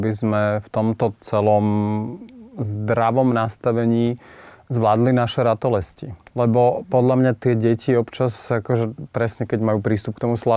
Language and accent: Slovak; central Slovakia, Slovakia; som zo stredného Slovenska.